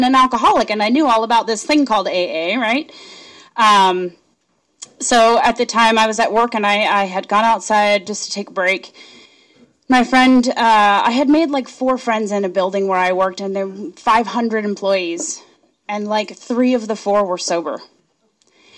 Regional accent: Arizona, United States; I'm from Arizona

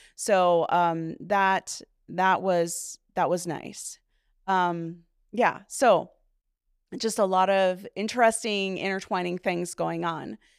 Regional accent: Duluth, Minnesota, United States; also born or lived in Hammond, Indiana; So I was eighteen months old when we moved here, and my sister then, I have one sibling, my sister, she is two and a half years younger than me, um, she was born in Duluth, and so I was raised in Duluth

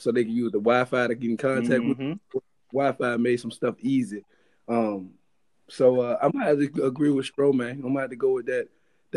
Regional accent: Richmond, Virginia, United States; also born or lived in New York / Charleston, West Virginia / North Carolina; I live in Richmond. I'm from Richmond, right? I came back home

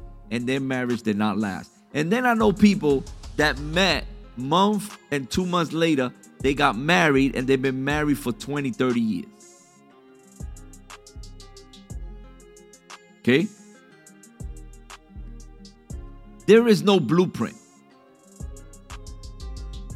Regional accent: New York, United States; I'm Puerto Rican. My mom was born in Puerto Rico. I was born in New York

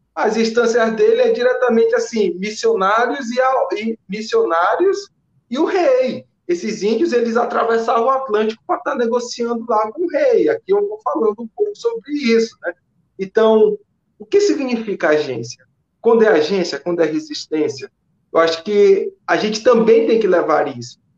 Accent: São Luís, Maranhão, Brazil; moved away as an adult; also born or lived in Belo Horizonte; now in Belém, Brazil; eu sou de São Luís, do bairro da Coab, mas há seis anos que eu já. Seis, seis anos que eu estou em Belém

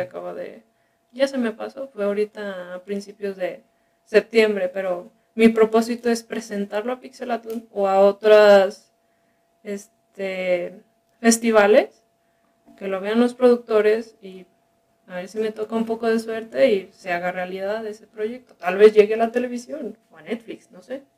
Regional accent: Guadalajara, Jalisco, Mexico; also born or lived in Culiacán, Sinaloa; originalmente soy de Sinaloa. soy de, de la capital, de Culiacán. Y de pequeño nos venimos acá a, a Guadalajara, así que mi educación y así la he tenido aquí en la ciudad

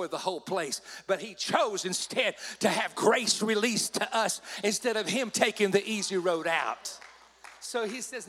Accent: Southeast, United States; now I'm from the Southeast, of course.

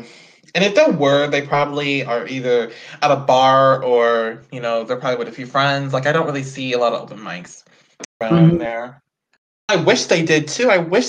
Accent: Houston, Texas, United States; I'm actually in Houston. I was born and raised in Houston.

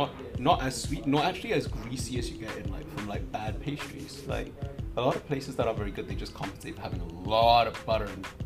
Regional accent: United Kingdom; moved away; also born or lived in Hong Kong; having grown up in Britain, but also as well as having lived in Hong Kong and never lived in the States.

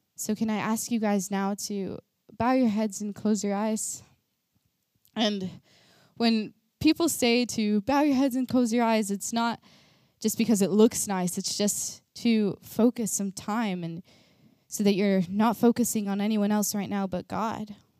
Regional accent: Texas, United States; moved away as an adult; now in Norway; I am from America. I am from Texas

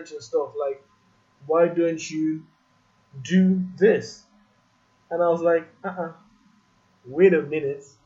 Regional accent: Nigeria; moved away as an adult; also born or lived in United States; I'm from Nigeria and this is where I was going back to in the end of the day

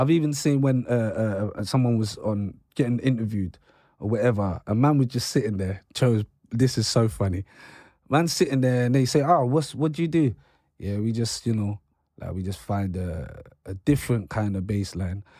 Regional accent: London, United Kingdom; I grew up in London.

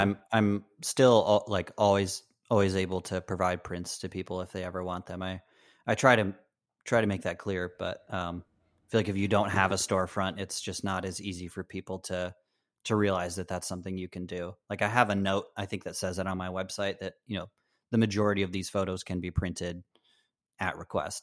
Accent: Michigan, United States; also born or lived in Chicago; I, I grew up in Michigan.

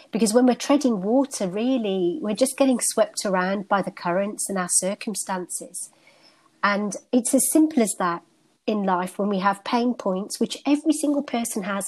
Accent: United Kingdom; born and bred in the United Kingdom, and my ancestry is North Indian

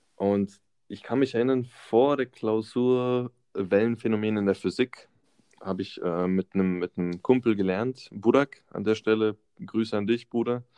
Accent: Karlsruhe area, Baden-Württemberg, Germany; also born or lived in Böblingen; bin hier aufgewachsen in der Umgebung Karlsruhe

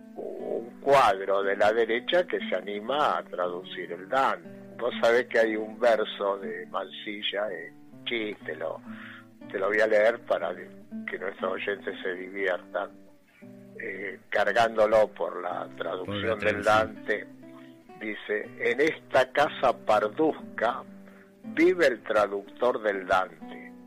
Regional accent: Argentina

